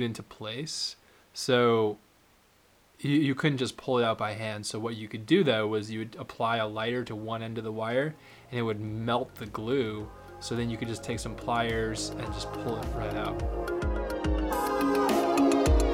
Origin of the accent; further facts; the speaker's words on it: Cape Cod, Massachusetts, United States; we owned a couple boats when I was young and growing up on Cape Cod